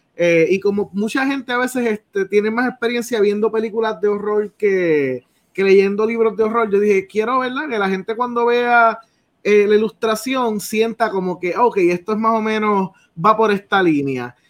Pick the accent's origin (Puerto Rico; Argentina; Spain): Puerto Rico; Salinas; yo soy de Salinas